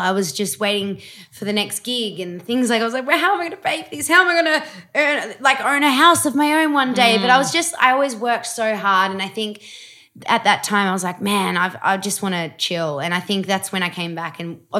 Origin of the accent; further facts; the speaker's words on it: Australia; I'm pretty Australian too. I'm like, yeah, how you going?